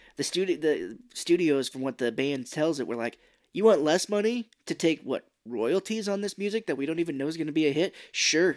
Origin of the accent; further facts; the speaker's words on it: United States; I'm from America